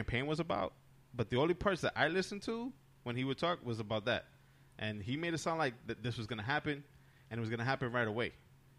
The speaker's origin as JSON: {"language": "English", "region": "New Jersey", "country": "United States", "said": "I was too young to even go to New York by myself back then. That's when I was from New Jersey."}